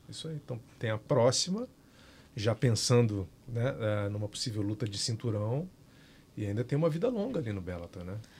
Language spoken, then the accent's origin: Portuguese; Minas Gerais, Brazil; Eu sou de Minas